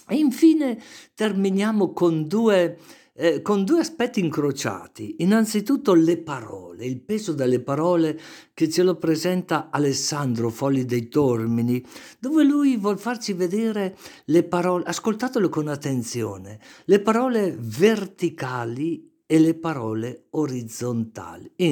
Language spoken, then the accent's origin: Italian; Brescia, Lombardy, Italy; Brescia Centro, sì.